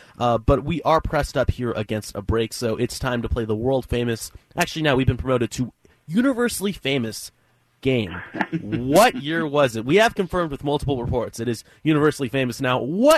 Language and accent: English; Northern California, United States; my hometown out in Northern California is that it was an hour away from where … got together in the Bay Area.